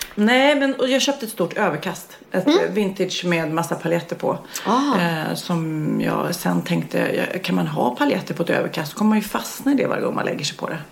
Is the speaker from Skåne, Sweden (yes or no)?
no; Varberg, Halland County, Sweden; jag kommer ju från Varberg